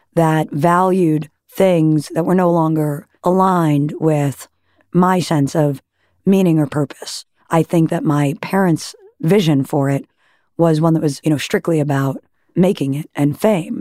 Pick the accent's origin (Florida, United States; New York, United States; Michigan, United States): New York, United States; Great Neck; born or raised there; also born or lived in Manhattan, New York City